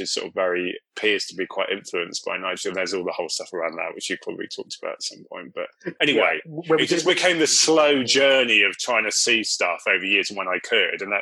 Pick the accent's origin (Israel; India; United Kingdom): United Kingdom; Cornwall, South West England; I grew up in Cornwall